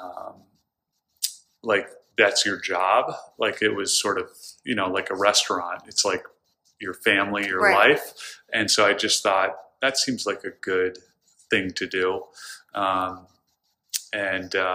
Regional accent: the Adirondacks, New York, United States; now in Stamford, United States; growing up in the Adirondacks

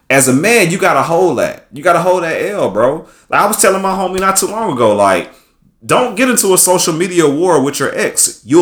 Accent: Atlanta, Georgia, United States; like you know, I'm from Atlanta, so I ain't gonna shit on him, man.

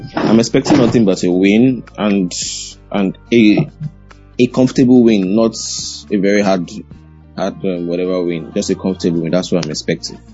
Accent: Nigeria; as a Nigerian

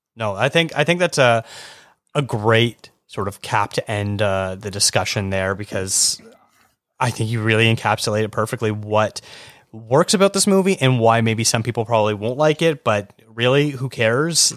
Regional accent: Canada; as a Canadian

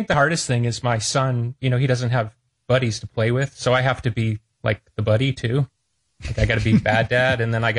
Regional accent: Chicago, Illinois, United States; I love my hometown, but I don't love being here.

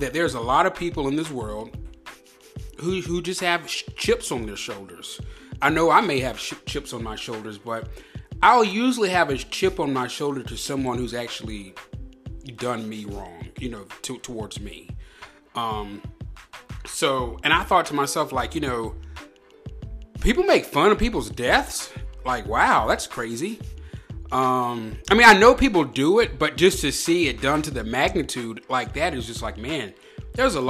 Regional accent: United States; I am an American

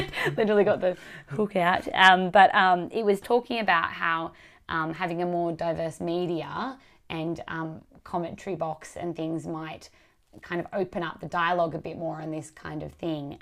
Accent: Wollongong, New South Wales, Australia; we're all kindred spirits from the Gong um, me from the northern suburbs

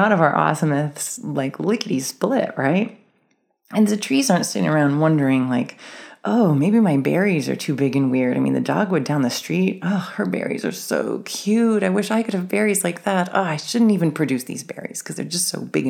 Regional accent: Maryland, United States; I grew up in Maryland

